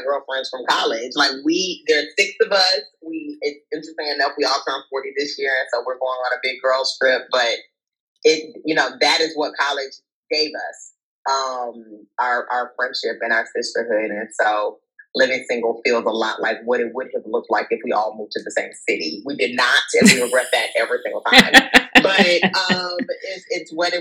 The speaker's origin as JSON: {"language": "English", "region": "South Carolina", "country": "United States", "moved": "yes", "said": "I'm from South Carolina originally."}